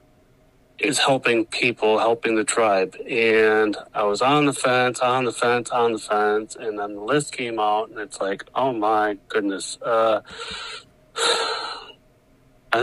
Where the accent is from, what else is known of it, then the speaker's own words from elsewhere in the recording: Milton, Wisconsin, United States; also born or lived in La Crosse, Wisconsin / Rice Lake, Wisconsin; I was born in La Crosse and was adopted at birth, and I grew up in a little town called Milton, Wisconsin, just outside of Janesville.